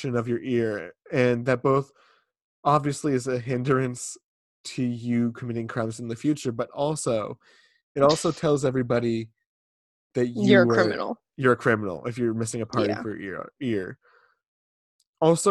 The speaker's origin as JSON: {"language": "English", "region": "Massachusetts", "country": "United States", "said": "I'm from Massachusetts"}